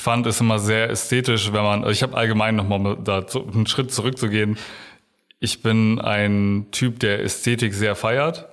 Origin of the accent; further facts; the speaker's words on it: Oldenburg, Lower Saxony, Germany; also born or lived in Bramsche; ich bin nicht hier geboren, aber ich glaube, seitdem ich eins oder zwei bin